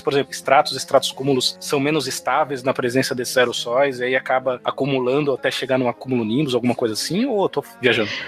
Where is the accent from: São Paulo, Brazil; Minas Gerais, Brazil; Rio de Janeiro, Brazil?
São Paulo, Brazil; now in Natal, Brazil; como bom paulistano